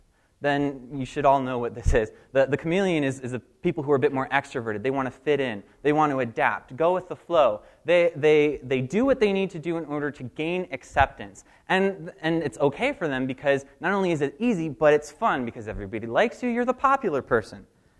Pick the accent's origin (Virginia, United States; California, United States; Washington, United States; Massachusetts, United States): Virginia, United States; Richmond; moved away as an adult; now in Coconut Creek, United States; I'm from Coconut Creek, and 6 years ago, my family moved to Florida from Richmond. I was very excited to go. I was actually the one who told my dad, yep, we got to go.